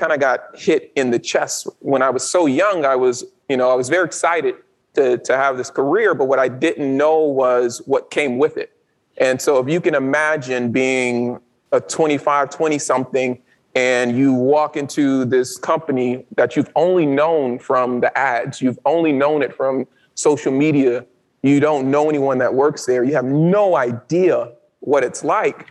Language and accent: English; Baton Rouge, Louisiana, United States; moved away